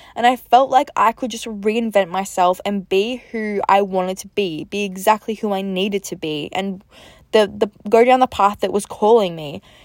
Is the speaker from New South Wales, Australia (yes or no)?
no; Melbourne, Victoria, Australia; moved away as an adult; also born or lived in Gold Coast, Queensland; I'm originally from Melbourne in Australia, but I moved to the Gold Coast, so, like, Queensland